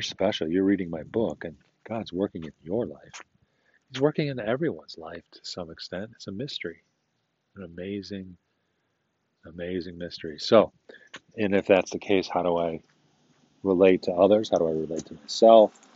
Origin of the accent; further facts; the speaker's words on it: United States; I'm an American.